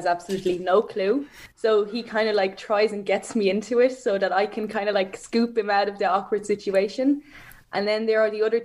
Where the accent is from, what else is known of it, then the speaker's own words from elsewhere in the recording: Frankfurt, Hesse, Germany; also born or lived in Ireland / Sutton, Dublin; where I'm from Frankfurt, we have a sports school